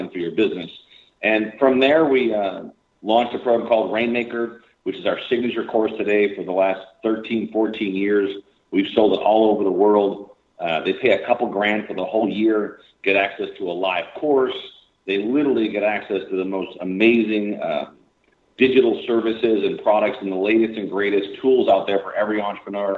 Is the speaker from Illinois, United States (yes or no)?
yes; Chicago, Illinois, United States; Born and raised in Chicago, south side of Chicago